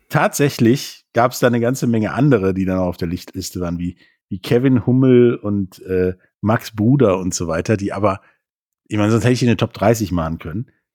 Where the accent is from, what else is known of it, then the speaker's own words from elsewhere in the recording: Rhineland, Germany; mir als Rheinländer